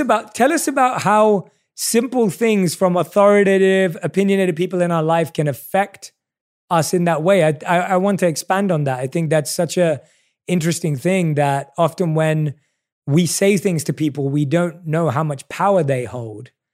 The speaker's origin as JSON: {"language": "English", "region": "London", "country": "United Kingdom", "tie": "born or raised there", "said": "I obviously was born and raised in London"}